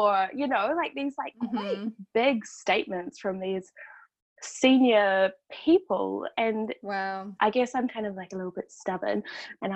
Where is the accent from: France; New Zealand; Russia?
New Zealand; moved away as an adult; also born or lived in Wellington, New Zealand; now in Canada; I'm Kiwi